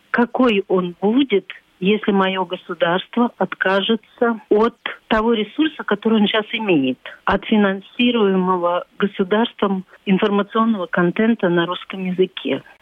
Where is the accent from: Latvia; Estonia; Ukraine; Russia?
Latvia; first language Latvian; Russian is a second language; Я урожденная латышка, у меня родной язык латышский но я неплохо владею русским и общаюсь в обоих информационных пространствах.